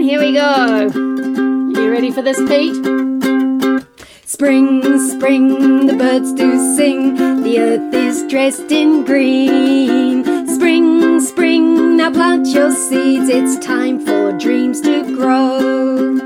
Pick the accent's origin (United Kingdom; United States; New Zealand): New Zealand; we're all from Aotearoa, New Zealand here tonight